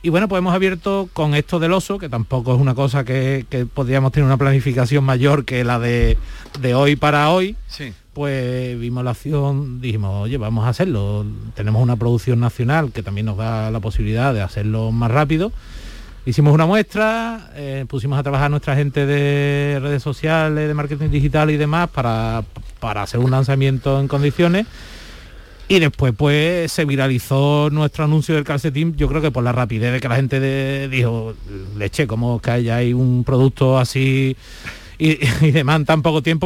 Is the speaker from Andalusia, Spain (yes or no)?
yes; Seville, Andalusia, Spain; yo soy de Sevilla